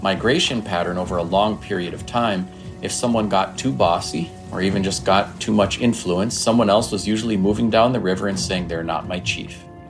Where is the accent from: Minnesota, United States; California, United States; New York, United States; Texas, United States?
Minnesota, United States; Leech Lake Reservation, northern; I grew up on and near the Leech Lake Reservation in northern Minnesota.